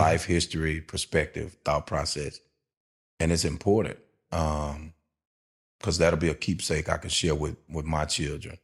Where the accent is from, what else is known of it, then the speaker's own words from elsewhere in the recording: Shreveport, Louisiana, United States; I'm a Tampa Bay Buccaneer fan, and I'm from Shreveport, Louisiana.